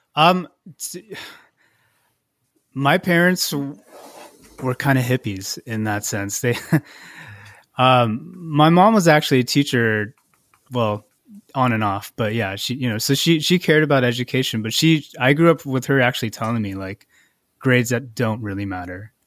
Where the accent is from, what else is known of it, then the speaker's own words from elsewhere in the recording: Irvine, California, United States; also born or lived in San Luis Obispo / Santa Barbara / Torrance / Gardena; Fourth grade was when I moved to Irvine